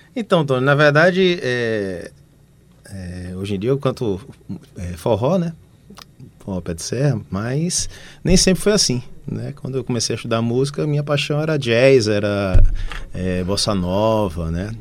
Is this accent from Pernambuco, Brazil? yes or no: yes; Recife, Pernambuco, Brazil; eu sou daqui de Recife mesmo, da Boa Vista